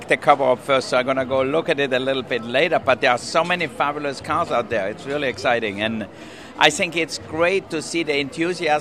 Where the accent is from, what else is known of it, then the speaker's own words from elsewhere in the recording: Austria; moved away; I come from Austria